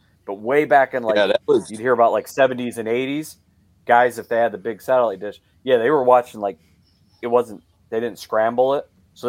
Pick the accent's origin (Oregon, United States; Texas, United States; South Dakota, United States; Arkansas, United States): South Dakota, United States; South Dakota.